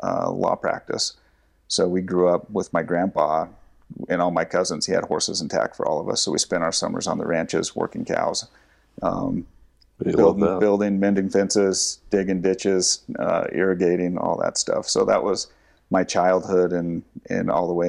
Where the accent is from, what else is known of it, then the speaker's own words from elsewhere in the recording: Afton, Wyoming, United States; moved away as an adult; I grew up in Star Valley, Wyoming, a small town in western Wyoming. Afton, as you drive through, is where I grew up